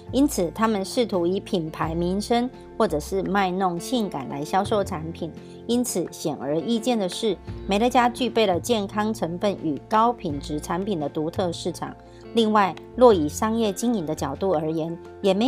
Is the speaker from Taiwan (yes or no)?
yes; Miaoli, Miaoli County, Taiwan; ，今天要为大家导读的主题是通往伟大的起点